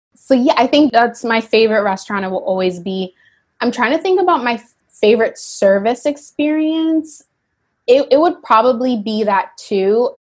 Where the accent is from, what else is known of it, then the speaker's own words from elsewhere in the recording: Yonkers, New York, United States; I grew up in Yonkers, New York